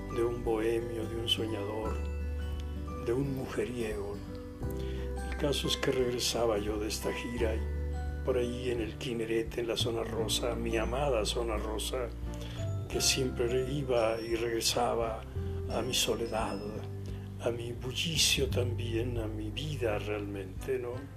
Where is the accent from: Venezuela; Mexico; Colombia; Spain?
Mexico; Guasave, Sinaloa; moved away; por mi pueblo, Guasave, Sinaloa